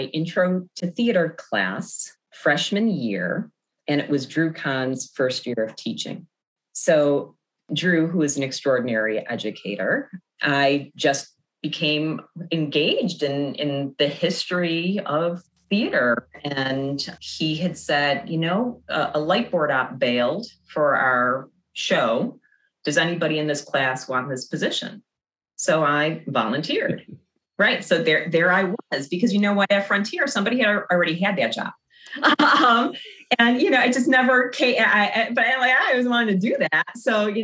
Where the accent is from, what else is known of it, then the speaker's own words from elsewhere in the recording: Blasdell, New York, United States; moved away as an adult; also born or lived in Chicago; I grew up around the McKinley Mall area. I was in sixth grade when the McKinley Mall opened